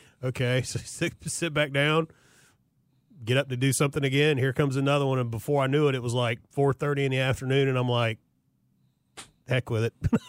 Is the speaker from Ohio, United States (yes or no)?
no; Florida, United States; I'm from Florida.